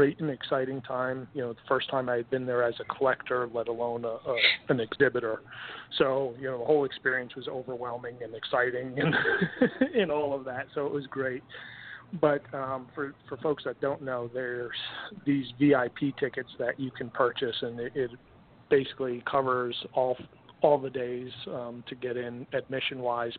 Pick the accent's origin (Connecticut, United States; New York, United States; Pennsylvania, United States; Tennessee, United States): Connecticut, United States; I grew up in Connecticut, grew up a huge Mets fan